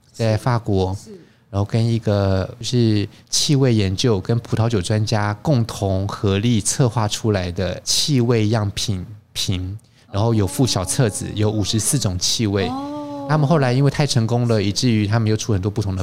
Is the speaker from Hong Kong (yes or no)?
no; Taiwan; 我是中国人嘛，台湾人